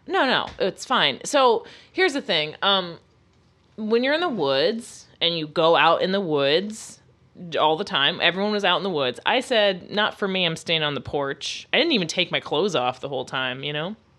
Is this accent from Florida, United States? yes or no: yes; Florida, United States; I'm from Florida.